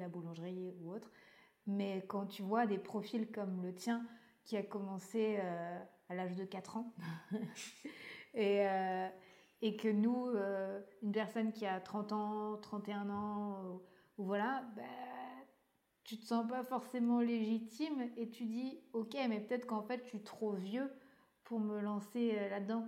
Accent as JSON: {"language": "French", "area": "Breton", "region": "Brittany", "country": "France", "said": "c'est en tant que bretonne"}